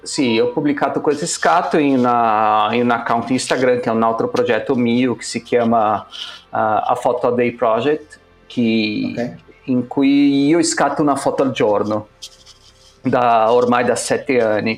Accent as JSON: {"language": "Italian", "region": "São Paulo", "country": "Brazil", "tie": "born or raised there", "second_language": "Italian", "moved": "as an adult", "lives_now": "Milan, Italy", "said": "noi due siamo cresciuti, nati e cresciuti a San Paolo"}